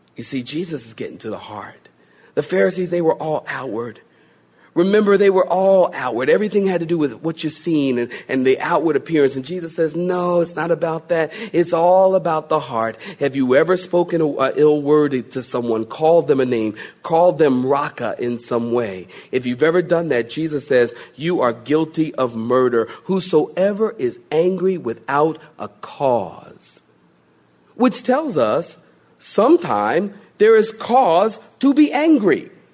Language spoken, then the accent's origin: English; Philadelphia, Pennsylvania, United States; moved away; I, was born and raised in Philly